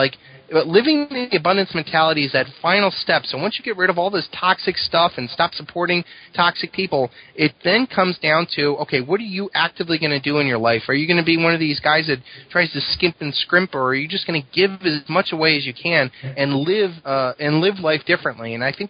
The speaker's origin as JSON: {"language": "English", "region": "New Jersey", "country": "United States", "tie": "born or raised there", "moved": "as an adult", "said": "I grew up in New Jersey, in a car dealership, went into the Marines."}